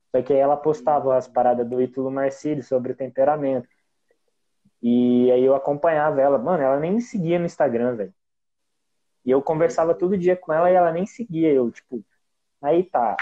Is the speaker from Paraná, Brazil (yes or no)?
yes; Umuarama, Paraná, Brazil; eu sou de Umuarama, é no estado do Paraná